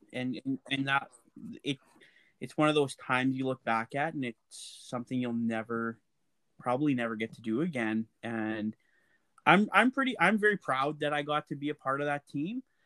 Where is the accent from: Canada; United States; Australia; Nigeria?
Canada; Lac La Biche, Alberta; I grew up, I would say I grew up in Laclabisque, and we actually had an acreage.